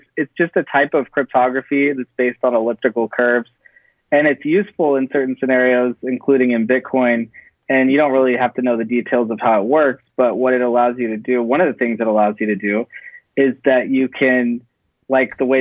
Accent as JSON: {"language": "English", "area": "Silicon Valley", "region": "California", "country": "United States", "tie": "born or raised there", "moved": "as an adult", "lives_now": "Los Angeles, United States", "said": "I'm actually from Silicon Valley. That's where I grew up"}